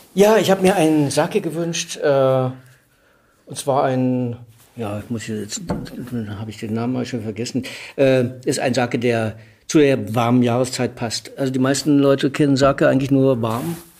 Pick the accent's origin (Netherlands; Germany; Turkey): Germany; Mecklenburg-Vorpommern; ich bin, ich bin Mecklenburger